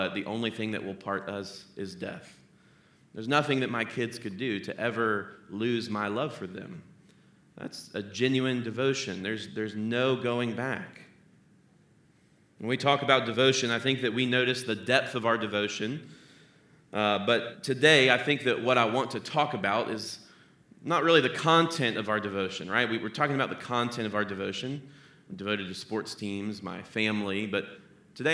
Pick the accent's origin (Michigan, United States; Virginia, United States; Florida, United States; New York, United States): Florida, United States; Tallahassee; now in Cincinnati, United States; I grew up in Tallahassee, Florida